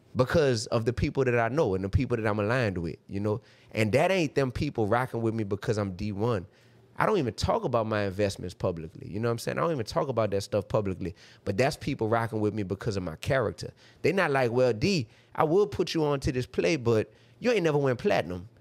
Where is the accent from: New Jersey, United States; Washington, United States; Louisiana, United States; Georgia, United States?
Louisiana, United States; New Orleans; I come from New Orleans, Louisiana